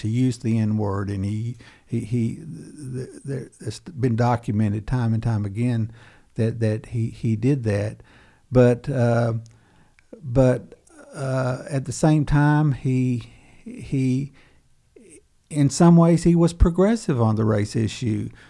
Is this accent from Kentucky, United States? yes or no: yes; Webster County, Western Kentucky, United States; growing up in Webster County in Western Kentucky